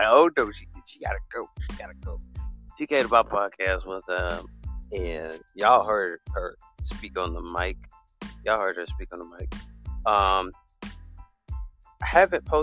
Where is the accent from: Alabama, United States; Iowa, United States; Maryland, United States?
Alabama, United States; I come from Alabama, but it's a little state.